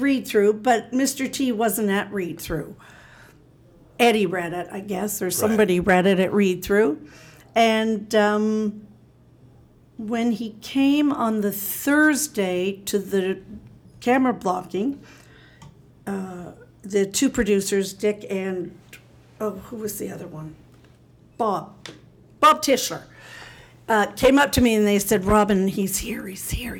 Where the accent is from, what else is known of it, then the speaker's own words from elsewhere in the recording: Canada; I'm Canadian